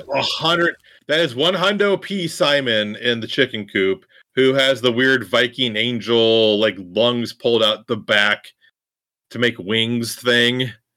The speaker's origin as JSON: {"language": "English", "region": "Iowa", "country": "United States", "tie": "born or raised there", "said": "growing up in Iowa, in the country"}